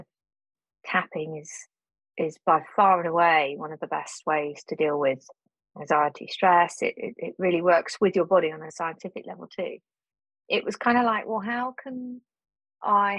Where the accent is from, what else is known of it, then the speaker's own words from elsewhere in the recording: Cornwall, South West England, United Kingdom; moved away as an adult; I was brought up in Cornwall